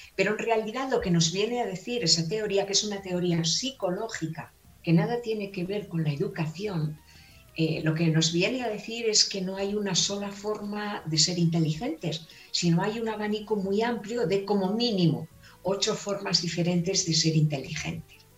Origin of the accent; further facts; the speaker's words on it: Valladolid, Castile and León, Spain; accent: castellana; also born or lived in Palencia; yo soy castellana, nacida en la provincia de, Palencia y he vivido en Valladolid toda mi vida